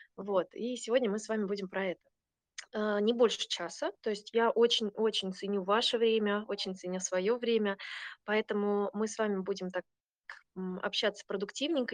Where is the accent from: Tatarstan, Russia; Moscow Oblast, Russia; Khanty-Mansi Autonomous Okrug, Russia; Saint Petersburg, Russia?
Saint Petersburg, Russia; moved away as an adult; also born or lived in southern Sweden; now in Sweden; Я сама из Питера, питерская